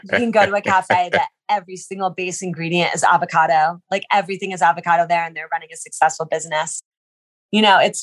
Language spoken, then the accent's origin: English; United States; I'm American.